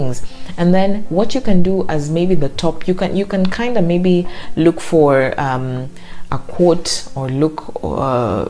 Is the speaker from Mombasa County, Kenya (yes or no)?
yes; Mombasa, Mombasa County, Kenya; my hometown in Mombasa